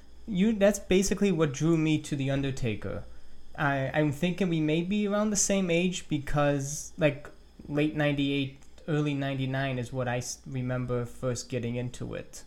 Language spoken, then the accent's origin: English; Illinois, United States; moved away; Oh, you know, I'm originally from Illinois